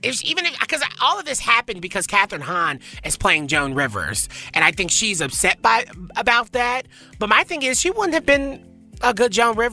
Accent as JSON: {"language": "English", "region": "the South", "country": "United States", "tie": "born or raised there", "moved": "yes", "said": "I grew up in the South."}